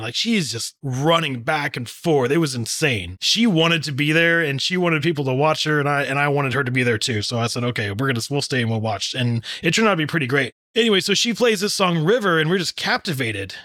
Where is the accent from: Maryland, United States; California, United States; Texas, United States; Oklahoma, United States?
Texas, United States; I'm from Texas